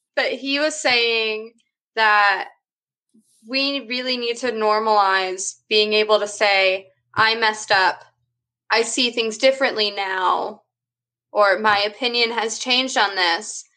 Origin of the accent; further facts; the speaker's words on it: San Marcos, Texas, United States; Even though I am in Texas, I grew up in San Marcos